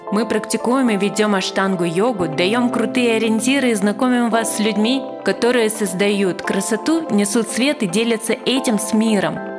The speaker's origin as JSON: {"language": "Russian", "country": "Kazakhstan", "said": "Из Казахстана я"}